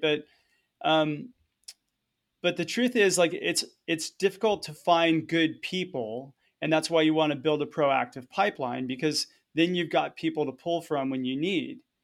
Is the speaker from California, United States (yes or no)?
yes; Southern California, United States; moved away; also born or lived in Hawaii; I was born and raised in Southern California, so I grew up as a surfer